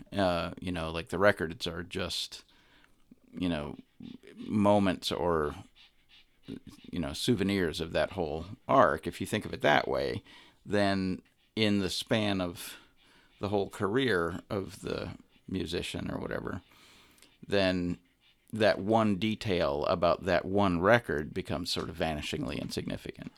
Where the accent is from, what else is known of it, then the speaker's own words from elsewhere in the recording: Montana, United States; moved away as an adult; also born or lived in Chicago; I grew up in Montana. I my I moved around a lot when I was a little kid, but I did m- most of my formative experiences were in Montana.